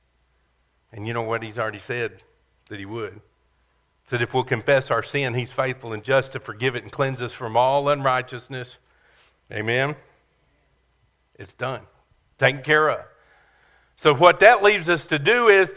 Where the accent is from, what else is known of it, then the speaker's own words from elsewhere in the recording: Kentucky, United States; moved away; also born or lived in Beaumont; I grew up in Kentucky, and we have some race tracks, horse tracks up there